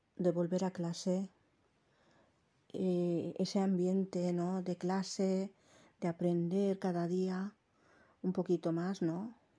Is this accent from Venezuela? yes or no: no; Jávea, Valencian Community, Spain; accent: Valencian; Me han dicho que tengo el acento valenciano. Sí que es verdad porque yo me he criado aquí, en un pueblo de la provincia de Alicante que se llama Javea.